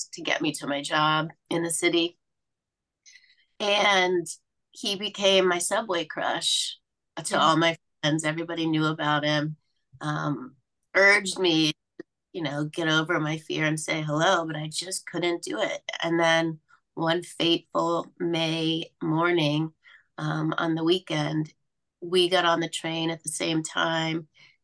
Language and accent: English; Mobile, Alabama, United States; I grew up in Mobile, Alabama